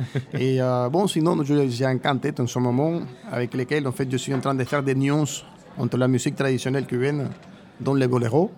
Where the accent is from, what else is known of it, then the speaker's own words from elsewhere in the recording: Cuba; moved away as an adult; now in France; Je suis parti de Cuba il y, a, 14 ans